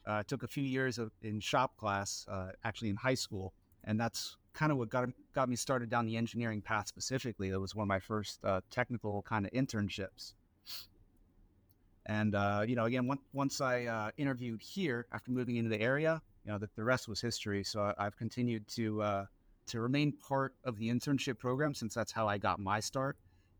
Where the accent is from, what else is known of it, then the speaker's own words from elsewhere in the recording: Royal Palm Beach, Florida, United States; I was born and raised in South Florida. Spent most of my time in Royal Palm Beach, a small town west of West Palm Beach, if you know where that's at.